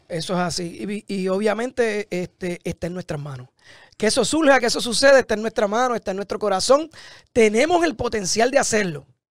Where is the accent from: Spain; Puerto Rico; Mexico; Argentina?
Puerto Rico; San Lorenzo; born or raised there; moved away as an adult; also born or lived in Florida